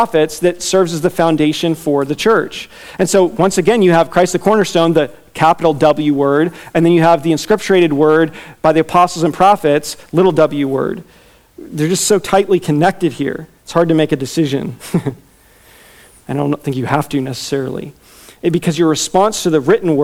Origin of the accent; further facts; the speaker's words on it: Virginia, United States; I'm from Virginia.